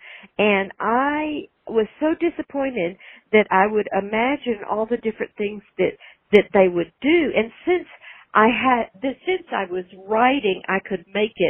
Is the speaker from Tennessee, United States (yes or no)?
yes; Nashville, Tennessee, United States; I'm from Nashville